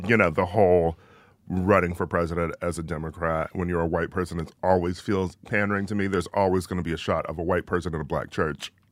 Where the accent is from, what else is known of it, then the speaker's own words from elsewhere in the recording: Midwest, United States; I'm from the Midwest.